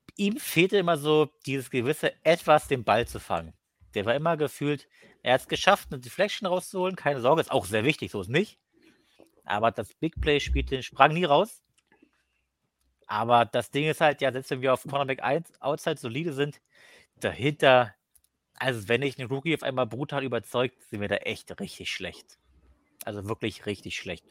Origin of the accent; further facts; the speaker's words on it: Cottbus, Brandenburg, Germany; Ich komme aus Cottbus, also das ist so kurz vor Polen